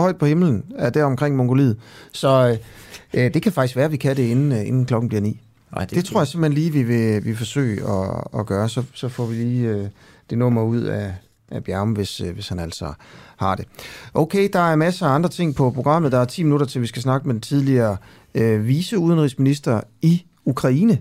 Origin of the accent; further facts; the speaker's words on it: Horsens, Central Denmark Region, Denmark; jeg er jo fra Horsens